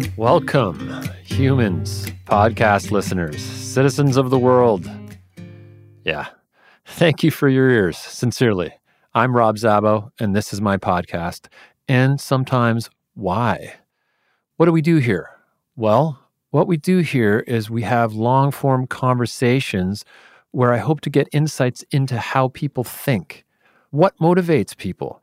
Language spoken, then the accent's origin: English; Canada; a kid who grew up in Canada